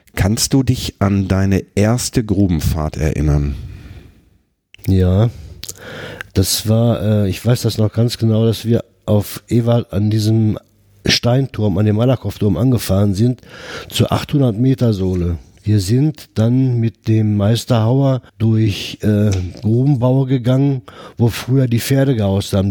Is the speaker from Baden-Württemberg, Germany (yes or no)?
no; Herten, North Rhine-Westphalia, Germany; Ich bin äh, 1952 hier in Herten geboren